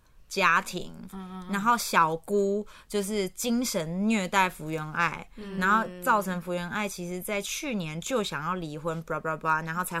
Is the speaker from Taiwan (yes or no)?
yes; Taiwan; 我们台湾人